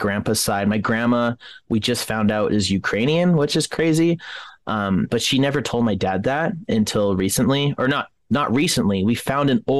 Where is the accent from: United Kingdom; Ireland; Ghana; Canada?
Canada; now in United States; I'm Canadian myself. I was born in Canada along with my brothers and my mom and my dad, but we were able to get American citizenship here, but all of my family lives in Canada